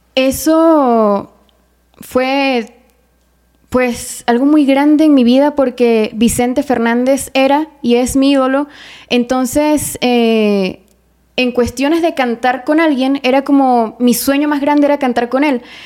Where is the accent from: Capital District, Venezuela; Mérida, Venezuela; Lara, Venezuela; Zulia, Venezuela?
Mérida, Venezuela; moved away; en mi ciudad natal, Mérida, Venezuela